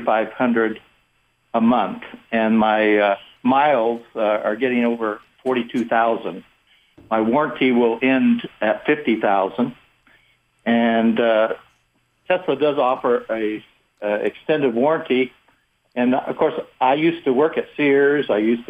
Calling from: Seattle, Washington, United States; I'm calling here from Seattle.

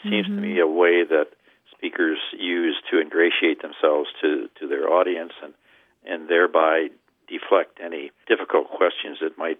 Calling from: University Park, Maryland, United States; I'm calling from University Park, Maryland, a D.C. suburb.

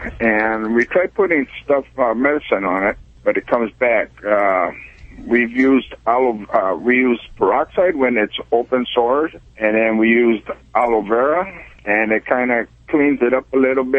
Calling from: Azusa, California, United States; Azusa, California.

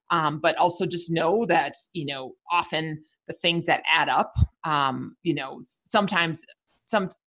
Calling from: Seattle, Washington, United States; I'm calling from Seattle.

